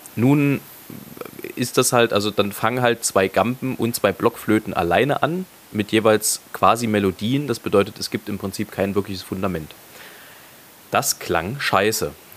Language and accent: German; Leipzig, Saxony, Germany; ich so als Leipziger